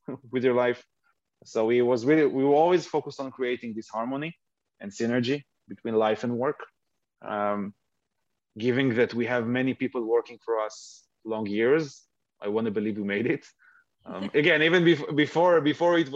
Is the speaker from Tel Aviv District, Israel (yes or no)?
no; Haifa, Haifa District, Israel; I live in Haifa, born and raised in Haifa, Israel